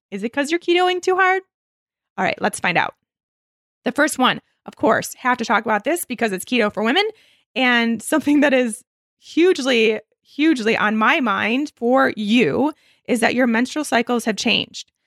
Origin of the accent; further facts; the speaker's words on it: Michigan, United States; I grew up in Michigan